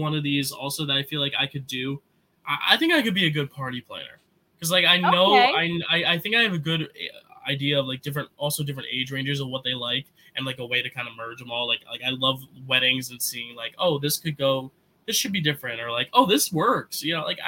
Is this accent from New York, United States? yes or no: yes; New York, United States; as a New Yorker